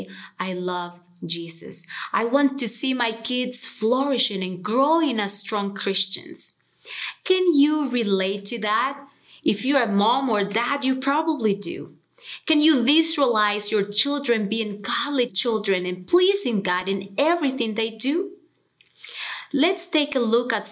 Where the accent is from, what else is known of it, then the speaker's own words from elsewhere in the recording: Honduras; moved away as an adult; now in Cincinnati, United States; I am originally from Honduras and I moved to Cincinnati almost 10 years ago